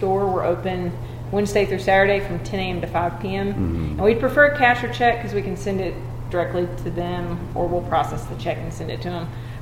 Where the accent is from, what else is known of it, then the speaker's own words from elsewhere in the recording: Clifton, Texas, United States; Our families have known each other growing up in Clifton